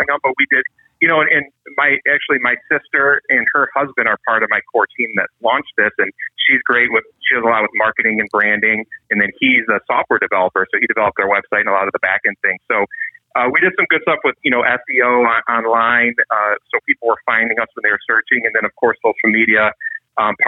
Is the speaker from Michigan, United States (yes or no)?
yes; Michigan, United States; we're from Michigan